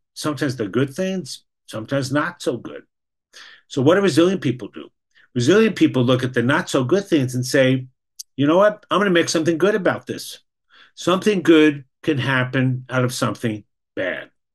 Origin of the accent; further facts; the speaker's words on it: New York, United States; moved away as an adult; now in Boston, United States; I was educated in New York. I grew up in New York. I live in Boston the last 40 years